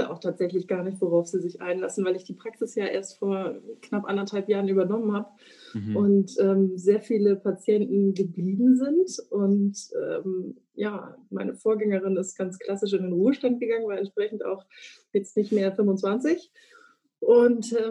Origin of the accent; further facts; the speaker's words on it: Flensburg, Schleswig-Holstein, Germany; now in Hamburg, Germany; nein, ich bin nicht gebürtig aus Hamburg, aber ein gebürtiges Nordlicht, komme aus Flensburg